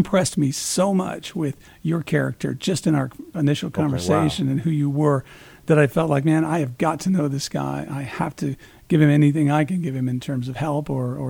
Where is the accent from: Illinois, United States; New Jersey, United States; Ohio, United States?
Illinois, United States; Peoria; moved away; I'm originally from Peoria, Illinois.